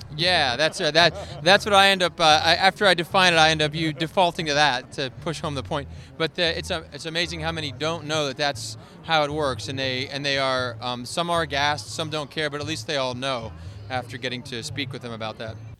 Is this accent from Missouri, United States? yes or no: no; Allentown, Pennsylvania, United States; I'm from the, uh, Pennsylvania area, Allentown, Bethlehem area